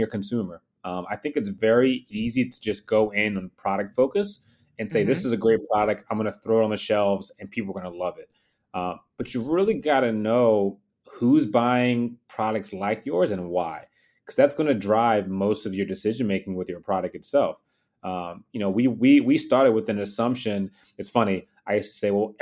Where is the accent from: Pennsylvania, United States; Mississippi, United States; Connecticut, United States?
Pennsylvania, United States; Philadelphia; I was born and raised in Philly